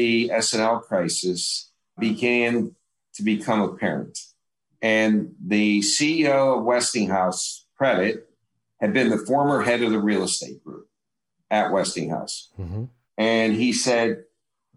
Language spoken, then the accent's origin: English; Pittsburgh, Pennsylvania, United States; I grew up in Pittsburgh